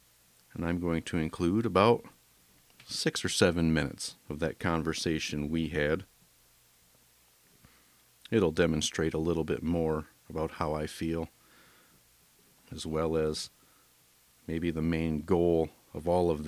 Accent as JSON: {"language": "English", "region": "Michigan", "country": "United States", "said": "Well, not us, because we are two guys from Michigan."}